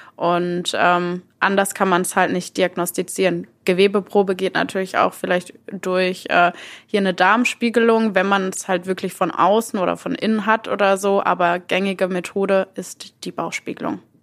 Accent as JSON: {"language": "German", "town": "Mülheim an der Ruhr", "region": "North Rhine-Westphalia", "country": "Germany", "tie": "born or raised there", "said": "ich bin äh, in Mülheim geboren und aufgewachsen und wohne auch immer noch in Mülheim"}